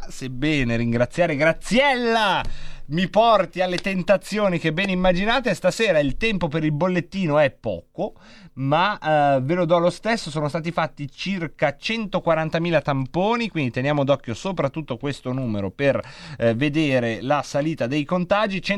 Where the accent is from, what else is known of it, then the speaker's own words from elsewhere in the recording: Bologna, Emilia-Romagna, Italy; I legnanesi li adoro anche se sono di Bologna